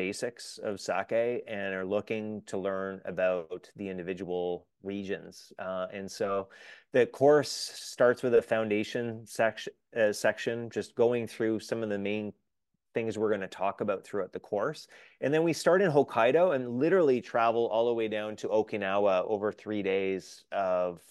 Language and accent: English; Canada; as a Canadian